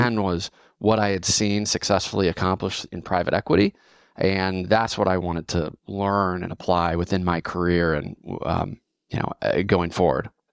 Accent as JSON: {"language": "English", "town": "Fort Wayne", "region": "Indiana", "country": "United States", "tie": "born or raised there", "moved": "as an adult", "lives_now": "Austin, United States", "said": "born and raised in Fort Wayne, Indiana. Um, I'm based in Austin today"}